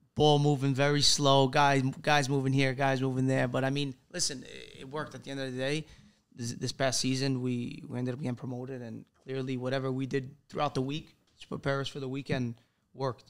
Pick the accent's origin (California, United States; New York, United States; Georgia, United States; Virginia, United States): New York, United States; New York City; moved away as an adult; now in Salerno, Italy; born and raised in Brooklyn my whole life. Spent 21 years there before making the jump to go play in Italy